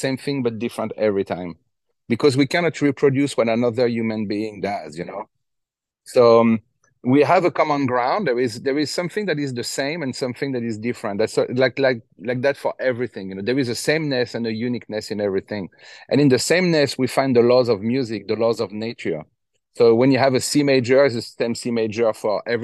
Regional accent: Fontainebleau, Île-de-France, France; I grew up in Fontainebleau

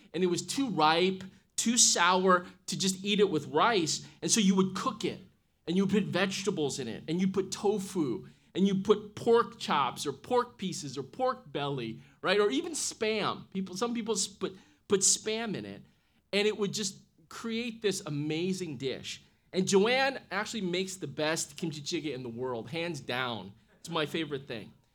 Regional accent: Midwest, United States; I grew up in the Midwest

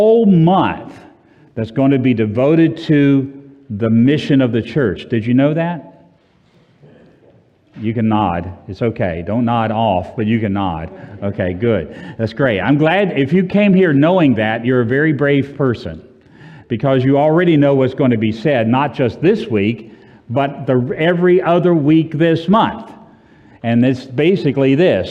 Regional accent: Orlando, Florida, United States; I'm from Orlando, and where it's always, 72

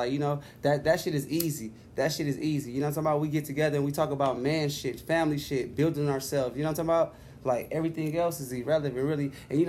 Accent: Sacramento, California, United States; Nigga, like, hey, I'm from Sacramento.

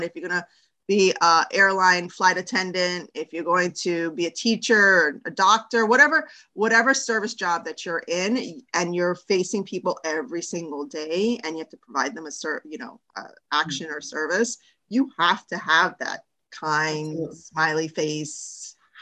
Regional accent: New York City, New York, United States; also born or lived in Miami; I'm from New York

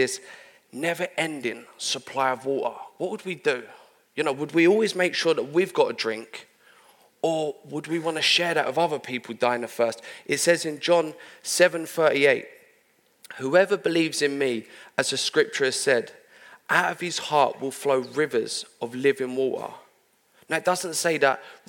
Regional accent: London, United Kingdom; I'm from London

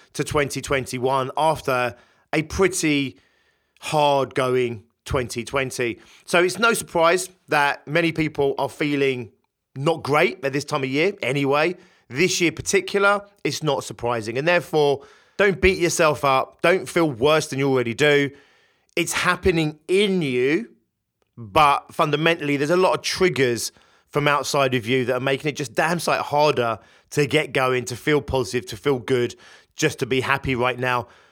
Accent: United Kingdom; In the U K, my home country

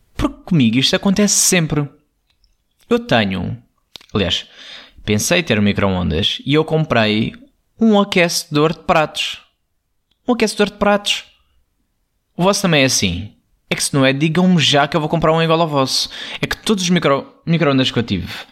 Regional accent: Alentejo, Portugal; eu sou muito alentejano

